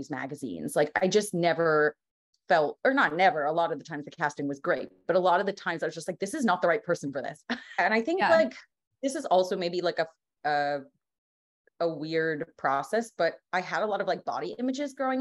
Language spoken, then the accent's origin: English; New York, United States; I'm from New York, grew up like 45 minutes north of the city